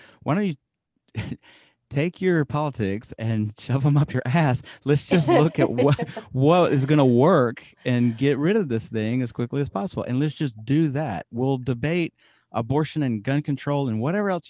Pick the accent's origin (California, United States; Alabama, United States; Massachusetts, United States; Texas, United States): Alabama, United States; now in Japan; I'm from Alabama, which is obviously an ultra conservative